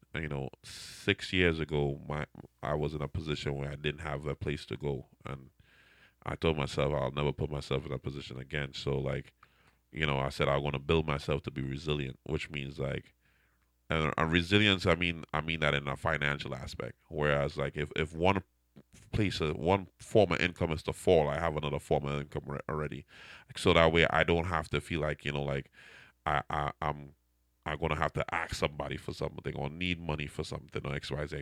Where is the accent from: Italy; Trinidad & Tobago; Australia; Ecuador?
Trinidad & Tobago; accent: Trinidadian; now in Fall River, United States; my Trinidadian, I can say my accent never go away